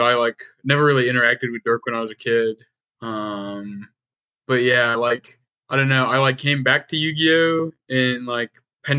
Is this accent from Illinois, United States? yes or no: yes; Chicago, Illinois, United States; It was in my hometown. It was Nationals in Chicago at Navy Pier.